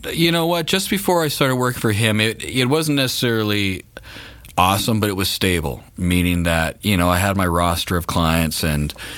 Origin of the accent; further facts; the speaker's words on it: Canada; we're Canadian, so we are up in Canada